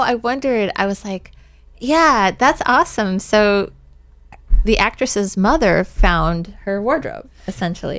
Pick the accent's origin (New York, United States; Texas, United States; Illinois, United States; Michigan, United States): Illinois, United States; now in Avalon, United States; I'm originally from Illinois